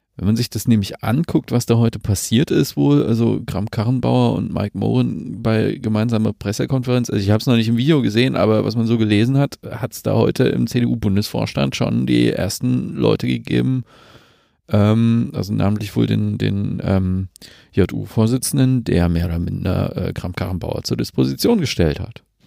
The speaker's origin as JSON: {"language": "German", "region": "Saxony", "country": "Germany", "said": "ich komme aus Sachsen"}